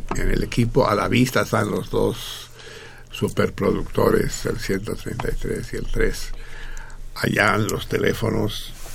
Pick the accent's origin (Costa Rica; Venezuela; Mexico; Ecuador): Mexico; Yo soy, yo soy tan mexicano como un niño triqui